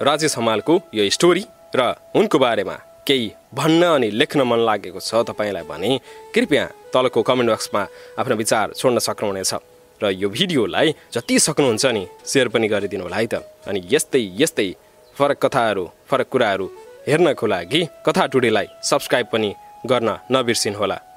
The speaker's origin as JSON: {"language": "Nepali", "town": "Kathmandu", "region": "Bagmati", "country": "Nepal", "tie": "born or raised there", "also_born_or_lived": "Palpa", "said": "म पाल्पामा जन्मिएको हुँ जन्मेको एक वर्ष नपुग्दै हामी काठमाडौँ आयौँ"}